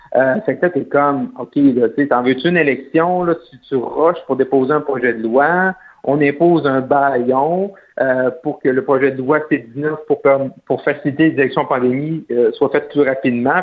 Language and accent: French; Roberval, Quebec, Canada; à Robert Valle, chez moi, au Lac-Saint-Jean